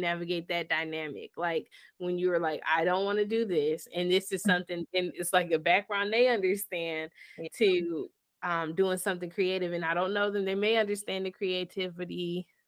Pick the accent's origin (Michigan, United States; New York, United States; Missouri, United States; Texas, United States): Michigan, United States; I'm from Michigan.